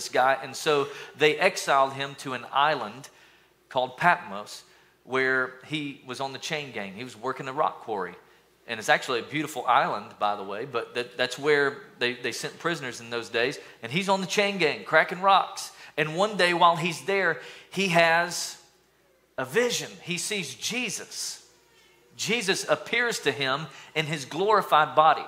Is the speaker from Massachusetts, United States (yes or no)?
no; East Tennessee, United States; So y'all know I'm from East Tennessee